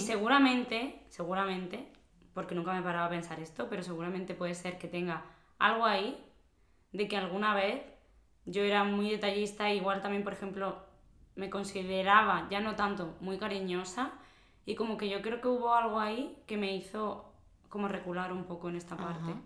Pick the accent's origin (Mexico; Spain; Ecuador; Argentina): Spain; Córdoba, Andalusia; moved away as an adult; also born or lived in Basque Country; now in Alicante, Spain; yo que soy de Córdoba, de Andalucía, y sí es verdad que como que somos más abiertos